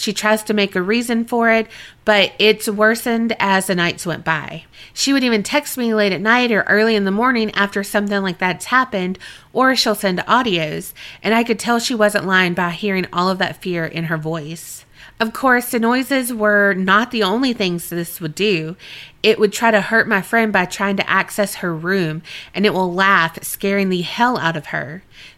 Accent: Colombia; now in Canada; For a bit of background, I am from Colombia. However, I currently live in Canada.

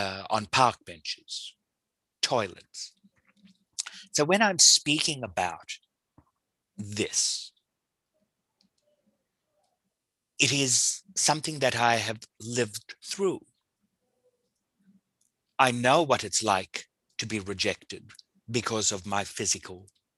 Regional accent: South Africa; I grew up in South Africa.

